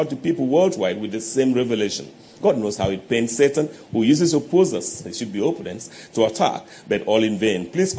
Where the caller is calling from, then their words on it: Umuahia, Abia, Nigeria; I'm watching from Umuahia Abia State.